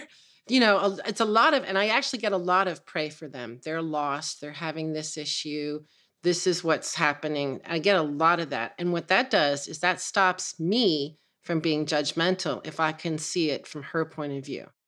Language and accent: English; San Francisco, California, United States; growing up in the nineteen sixties in San Francisco